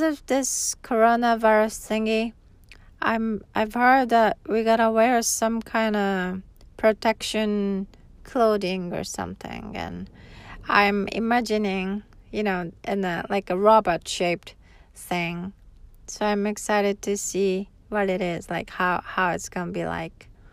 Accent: Hokkaido, Japan; also born or lived in Tokyo, Japan; now in Okinawa, Japan; I was raised in Hokkaido, and that's where my grandma still lives.

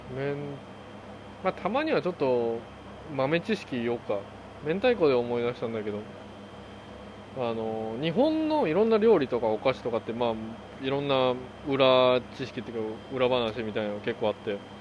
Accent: South Korea; Japanese is a second language; also born or lived in Japan; now in United States; 韓国人として生まれてよかった

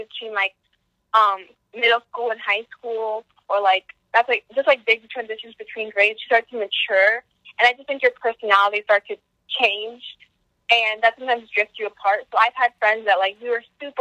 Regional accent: Monroe, New Jersey, United States; also born or lived in East Windsor, New Jersey; I moved from Crip, like, from East Windsor to Monroe in fifth grade

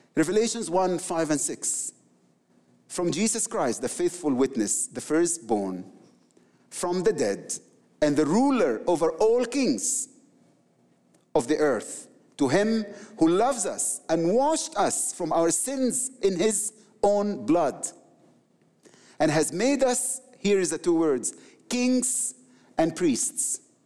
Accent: Egypt; I'm from the Middle East, the Coptic people, my people

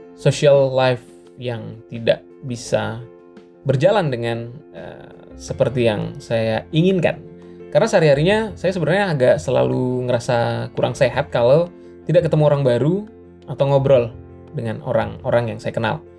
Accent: Batam, Riau Islands, Indonesia; di Batam adalah kampung halaman saya

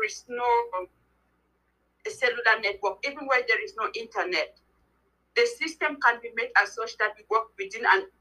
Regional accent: Cameroon; now in Germany; I am actually based in Germany, but I'm originally from Cameroon

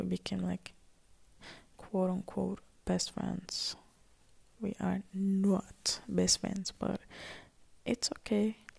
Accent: Palestine; also born or lived in Syria; So yeah, I tell people that I'm from Palestine. Because my mom is from Palestine. I'm half Palestine, half Syria. But I just tell that I'm from Palestine.

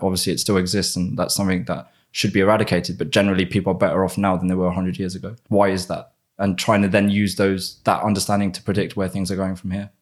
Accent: United Kingdom; accent: British; also born or lived in Spain / London; my normal British accent

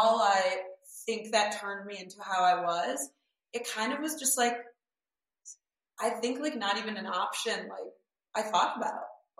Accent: Michigan, United States; moved away; also born or lived in New York / Los Angeles; I grew up in Michigan and in a small town

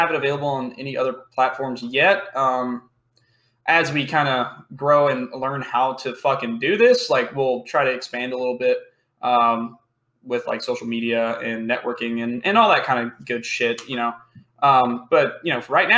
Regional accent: Louisiana, United States; I'm from Louisiana

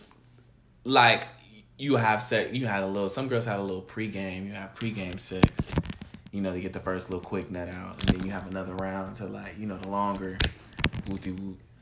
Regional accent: California, United States; I'm from California

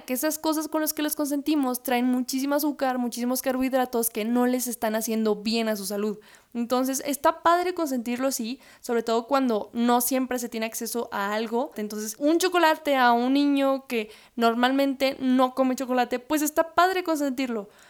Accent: Mexico; Digo México porque es donde yo he trabajado, donde yo he estado, de donde yo soy, donde yo vivo

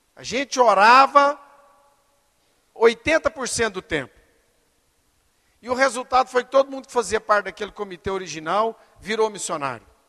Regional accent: Brazil; eu sou brasileiro

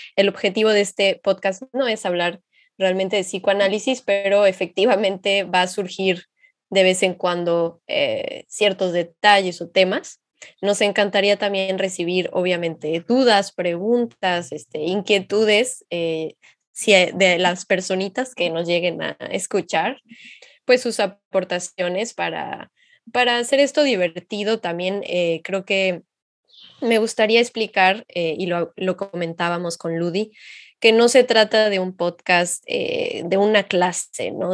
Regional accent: Xalapa, Veracruz, Mexico; moved away as an adult; now in France; yo soy de Jalapa, México.

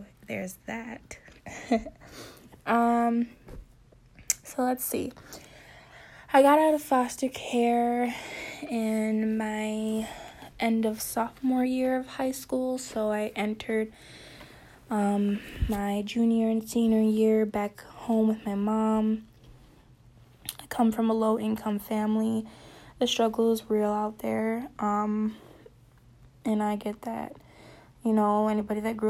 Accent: Wisconsin, United States; I am from Wisconsin

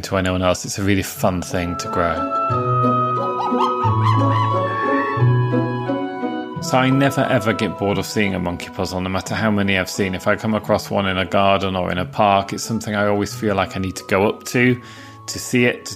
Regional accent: Yorkshire coast, Yorkshire and the Humber, United Kingdom; in the town where I grew up on the Yorkshire coast, it's so windswept and so open.

